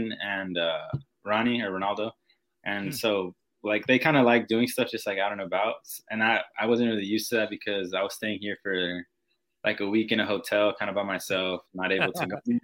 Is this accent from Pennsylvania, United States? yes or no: no; San Diego, California, United States; moved away as an adult; now in Madison, United States; I was actually with San Diego Loyal, like in my hometown